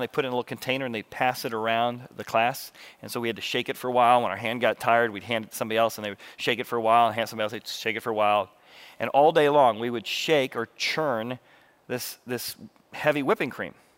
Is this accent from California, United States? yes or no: no; Illinois River, United States; growing up in the Illinois River, I just learned how to water ski